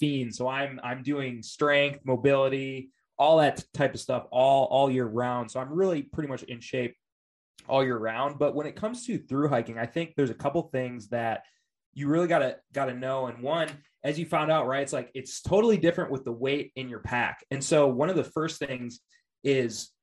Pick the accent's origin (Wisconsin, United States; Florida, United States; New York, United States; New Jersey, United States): Wisconsin, United States; moved away as an adult; now in Oregon, United States; I was raised in the Midwest, Wisconsin, actually